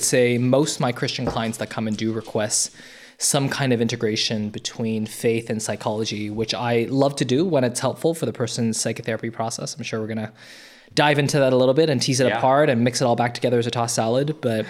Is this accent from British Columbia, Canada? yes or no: no; Toronto, Ontario, Canada; So I grew up in North Toronto. I was an immigrant, and then I moved to North Toronto